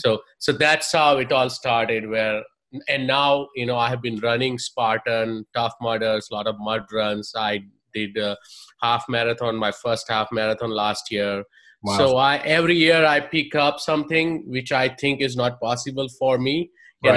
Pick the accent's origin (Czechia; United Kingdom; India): India; moved away as an adult; I'm from India, software engineer by trade, did my engineering in India, moved here, did my master's in computer science